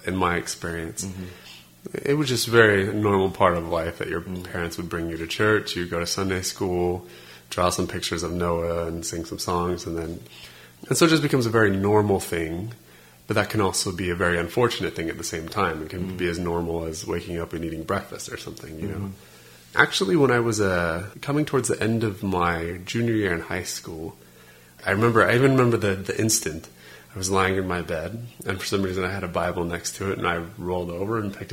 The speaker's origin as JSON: {"language": "English", "town": "Las Vegas", "region": "Nevada", "country": "United States", "tie": "born or raised there", "said": "I grew up in Las Vegas, Nevada"}